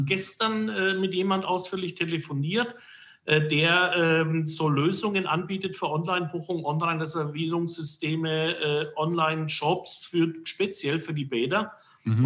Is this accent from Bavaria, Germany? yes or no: yes; Herzogenaurach, Bavaria, Germany; ich bin gebürtiger Herzogenaurach